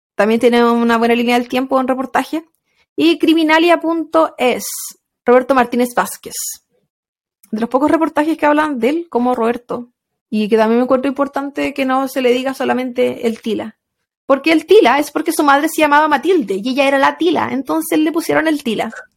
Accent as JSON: {"language": "Spanish", "country": "Chile", "said": "también somos chilenas"}